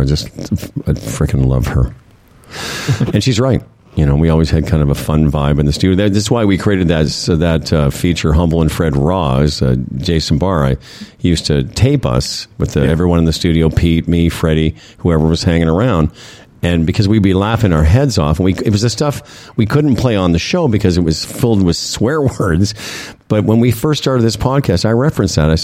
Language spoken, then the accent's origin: English; Moose Jaw, Saskatchewan, Canada; moved away; We're both from Moose Jaw.